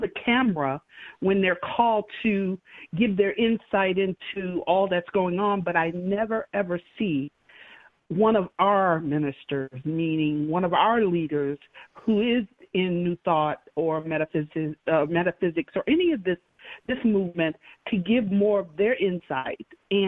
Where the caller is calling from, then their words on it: Illinois, United States; I'm actually calling from the northwest suburbs of the Chicago area.